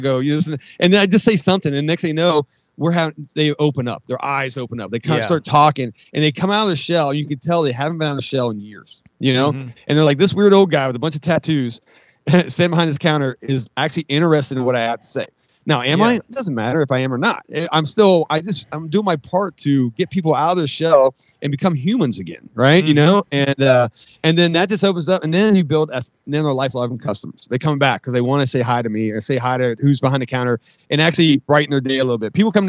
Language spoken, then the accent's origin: English; San Francisco, California, United States; I'm like, dude, I grew up in San Francisco.